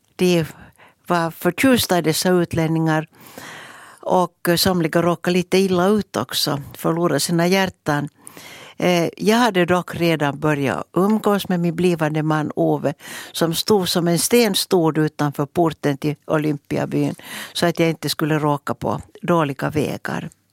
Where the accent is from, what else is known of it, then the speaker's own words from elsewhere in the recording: Mäntsälä, Uusimaa, Finland; som hade min barndom i Mäntsälä tillsammans med mina systrar Ulla och Gunnel. Jag är född där.